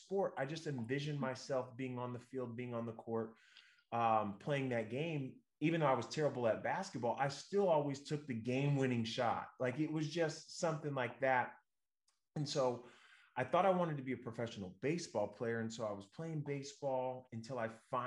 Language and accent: English; Northern California, United States; we're from Northern California